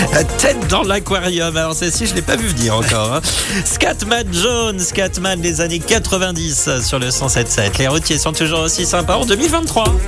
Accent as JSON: {"language": "French", "region": "Grand Est", "country": "France", "tie": "born or raised there", "also_born_or_lived": "Picardy", "said": "je suis originaire du Grand Est"}